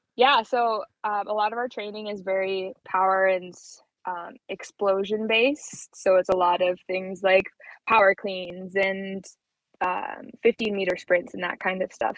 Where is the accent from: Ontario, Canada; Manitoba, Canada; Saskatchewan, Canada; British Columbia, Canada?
Manitoba, Canada; Brandon; moved away as an adult; also born or lived in Plumas, Manitoba; now in Calgary, Canada; I was born in Brandon and spent all my summers and all my time down in Plumas